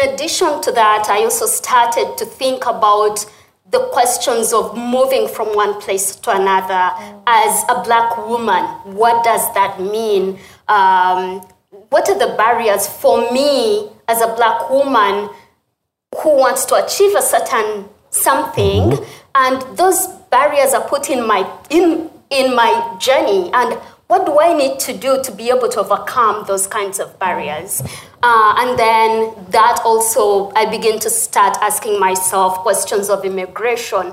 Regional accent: Uganda; moved away as an adult; also born or lived in United States; the country where I was born and raised

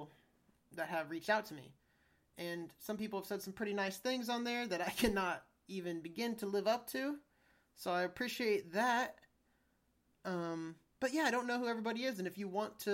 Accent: United States; I'm an American

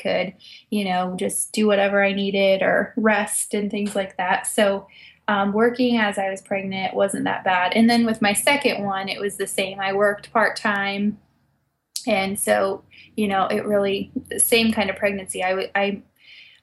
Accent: West-Central Ohio, United States; I ended up moving back to my hometown where I grew up and found a job in hospice care.

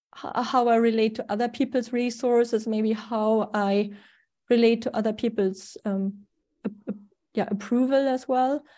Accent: Germany; accent: German; English is a second language; also born or lived in Sweden; now in Spain; I was born in Germany, so that's the funny accent I cannot get rid

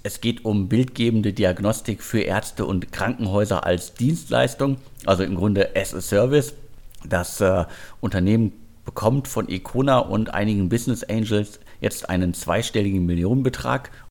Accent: Ruhr area, North Rhine-Westphalia, Germany; moved away; ins Ruhrgebiet, meine alte Heimat

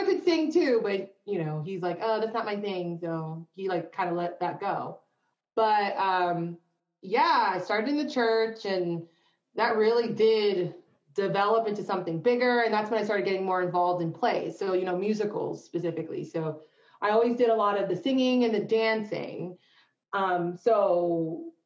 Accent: East Coast, United States; moved away; from the East Coast

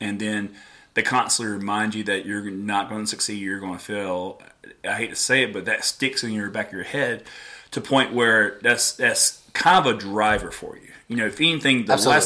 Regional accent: Florence, South Carolina, United States; also born or lived in California; now in Greenville, United States; I'm originally from Florence and then moved back to Greenville

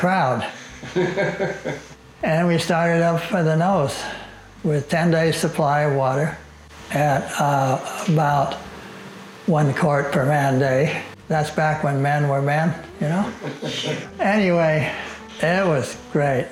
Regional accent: Orange County, Southern California, United States; I grew up in Orange County, down in Southern California

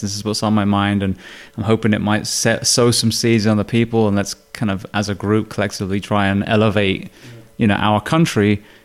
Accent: United Kingdom; now in United States; I'm obviously British

